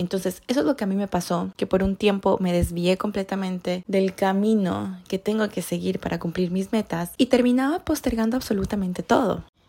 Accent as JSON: {"language": "Spanish", "country": "Ecuador", "moved": "as an adult", "lives_now": "Canada", "said": "yo soy de Ecuador y yo vivo en Canadá"}